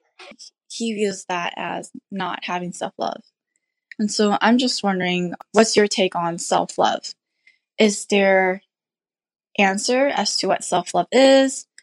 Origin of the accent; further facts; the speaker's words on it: Minnesota, United States; I'm from Minnesota